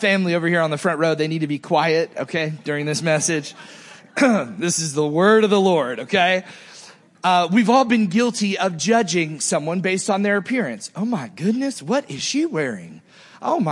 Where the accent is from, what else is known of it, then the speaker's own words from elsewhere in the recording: Naples, Fort Myers, Southwest Florida, United States; As I was growing up in Southwest Florida, Naples, Fort Myers, and the woods in between all that area